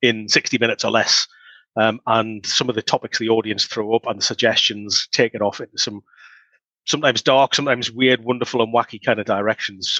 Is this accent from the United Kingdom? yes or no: yes; Newcastle upon Tyne, North East England, United Kingdom; my hometown festival